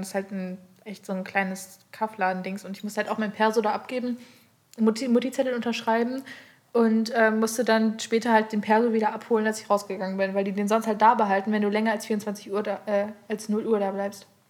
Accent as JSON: {"language": "German", "town": "Aurich", "region": "Lower Saxony", "country": "Germany", "tie": "born or raised there", "said": "ich bin ja im Kaff aufgewachsen, Aurich, Ostfriesland"}